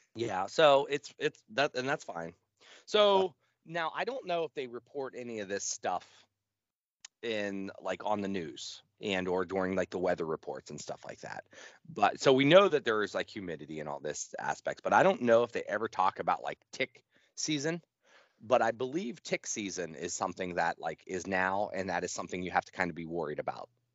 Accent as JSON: {"language": "English", "country": "United States", "said": "I'm American"}